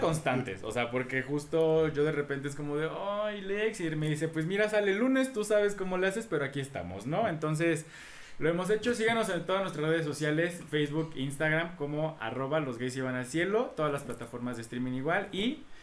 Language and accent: Spanish; Veracruz, Mexico; yo soy de Veracruz y porque sé lo que hay en un carnaval